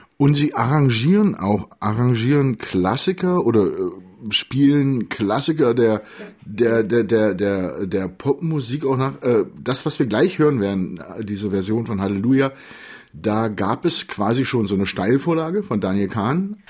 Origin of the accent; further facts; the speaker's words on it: Magdeburg, Saxony-Anhalt, Germany; ich bin Magdeburger